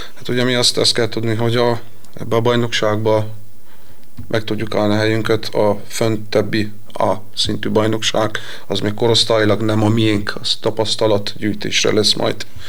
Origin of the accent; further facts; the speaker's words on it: Miercurea Ciuc, Harghita County, Romania; moved away as an adult; now in Veszprém, Hungary; Én a Csíkszaradába nevelkedtem